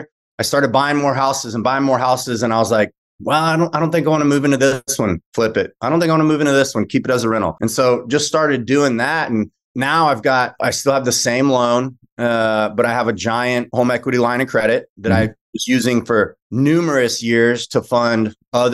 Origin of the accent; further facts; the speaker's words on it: Austin, Texas, United States; also born or lived in Lubbock, Texas / Houston, Texas; now in Dallas, United States; I live in DFW. I'm a Texan, grew up in Austin